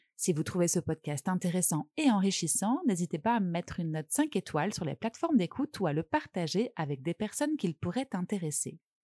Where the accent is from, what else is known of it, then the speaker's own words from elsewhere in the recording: France; je suis française